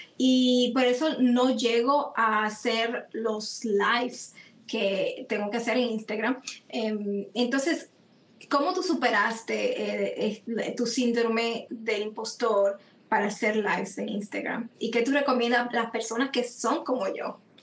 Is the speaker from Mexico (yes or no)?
no; Dominican Republic; como en dominicano se dice gaguear